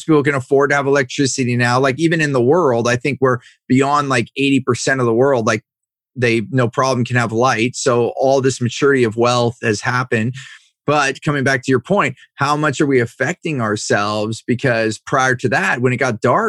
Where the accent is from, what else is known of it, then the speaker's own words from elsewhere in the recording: Silicon Valley, California, United States; growing up in Silicon Valley here in California